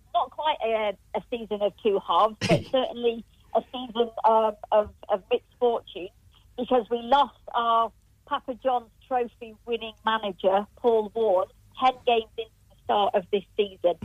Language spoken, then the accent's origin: English; Rotherham, Yorkshire and the Humber, United Kingdom; my hometown. It's a little town in South Yorkshire